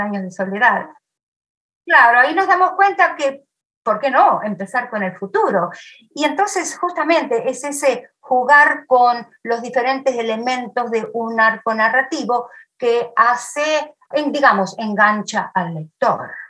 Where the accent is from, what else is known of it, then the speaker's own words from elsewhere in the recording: Argentina; moved away; mi pueblo y muchos otros pueblos divididos por la vía del tren